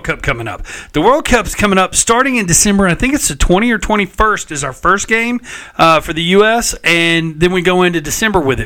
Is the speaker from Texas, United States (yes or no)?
yes; Texas, United States; We're from Texas